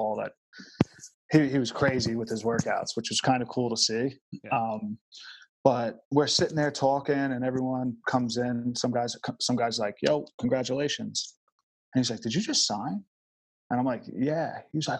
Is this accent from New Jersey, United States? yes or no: no; Long Beach, New York, United States; I'm from Long Beach